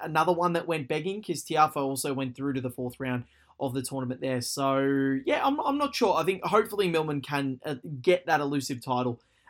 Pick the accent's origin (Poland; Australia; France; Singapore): Australia; my home country